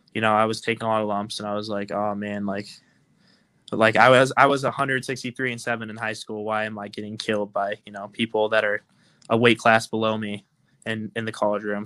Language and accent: English; Altoona, Iowa, United States; moved away; I'm from Altoona, Iowa. I went to high school at Southeast Polk